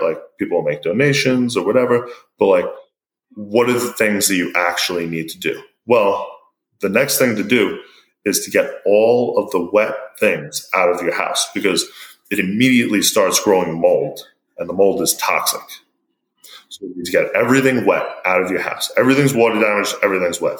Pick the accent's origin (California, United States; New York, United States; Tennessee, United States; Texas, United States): New York, United States; New York City; Being from New York, I grew up in a town called Broad Channel